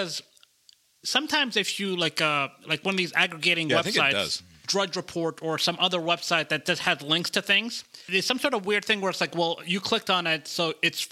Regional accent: Georgia, United States; my home state of Georgia

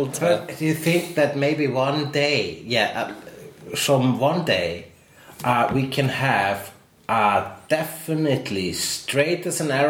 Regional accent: Iceland; I'm Icelandic.

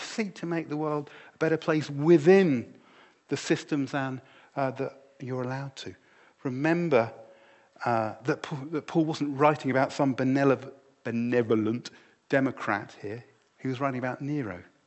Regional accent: United Kingdom; My identity is no longer primarily that I am British, although I am and I love

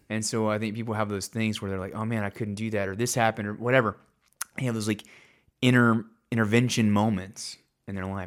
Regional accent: Hot Springs, Arkansas, United States; It was in Hot Springs, so it was in my hometown

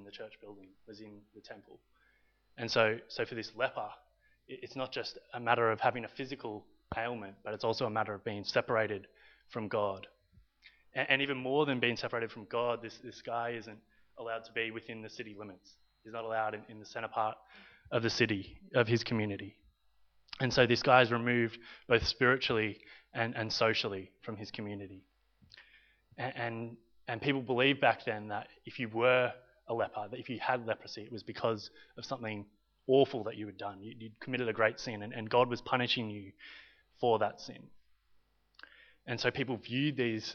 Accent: Victoria, Australia; also born or lived in Italy; I'm half Australian and half Italian.

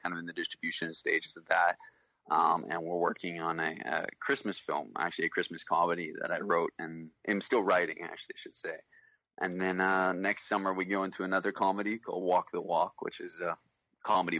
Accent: Canada; also born or lived in Vancouver; I'm Canadian, I'm at Vancouver

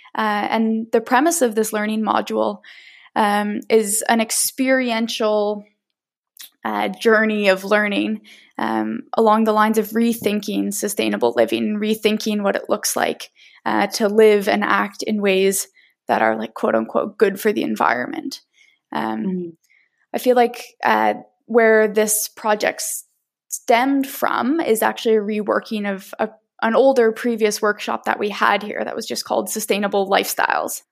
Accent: Nova Scotia, Canada; moved away as an adult; now in Victoria, Canada; I grew up in Mi'kmaq territory on the beautiful East Coast uh, in Nova Scotia

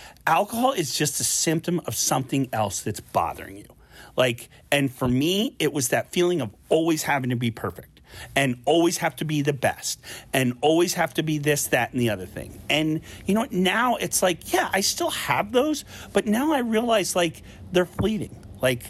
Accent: Philadelphia, Pennsylvania, United States; my hometown Philadelphia

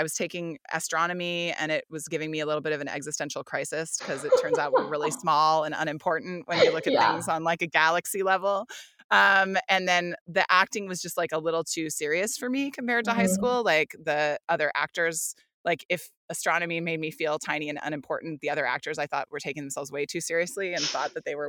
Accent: New York, United States; But you're just like, whatever, he needs some help. I'm from New York. It's fine.

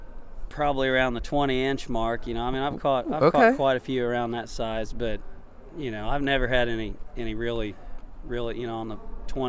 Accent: Edinburgh, Indiana, United States; also born or lived in Yakima, Washington / Nineveh, Indiana; now in Greenwood, United States; And pretty much immediately shipped back to Edinburgh. Spent my childhood growing up there. Spent quite a few years down in Nineveh, and now I'm up in Greenwood. But, yeah, originally, I guess I would say Edinburgh if I had to answer that.

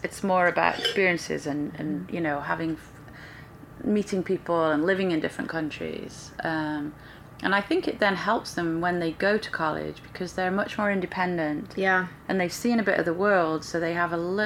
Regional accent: Stoke-on-Trent, West Midlands, United Kingdom; moved away as an adult; now in Orlando, United States; Stoke City is my hometown soccer team

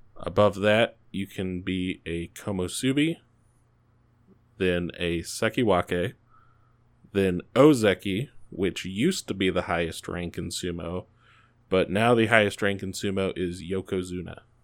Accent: United States; I'm American

